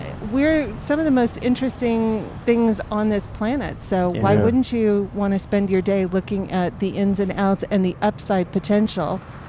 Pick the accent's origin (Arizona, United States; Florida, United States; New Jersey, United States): Arizona, United States; born or raised there; moved away as an adult; also born or lived in Minnesota; now in Los Angeles, United States